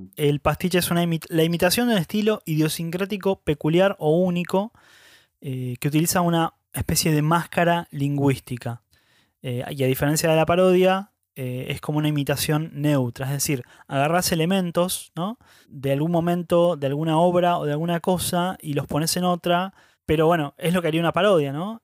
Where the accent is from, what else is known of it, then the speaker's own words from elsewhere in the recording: Argentina; Así somos los argentinos.